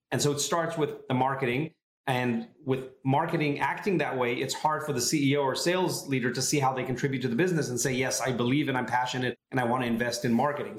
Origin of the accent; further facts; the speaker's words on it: Tel Aviv area, Tel Aviv District, Israel; moved away as an adult; now in San Francisco, United States; I'm originally from Israel, uh, the Tel Aviv area